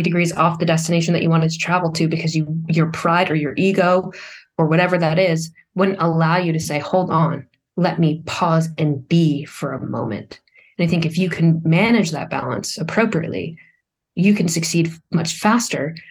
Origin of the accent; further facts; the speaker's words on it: Vermont, United States; I was from Vermont